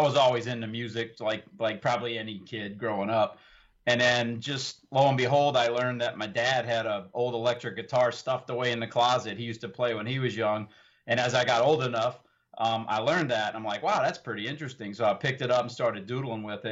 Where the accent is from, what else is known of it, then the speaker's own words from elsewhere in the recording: New Orleans, Louisiana, United States; moved away as an adult; also born or lived in Austin, Texas / Charlotte, North Carolina; now in Atlanta, United States; I was born and raised in New Orleans. I lived there for roughly 30 years.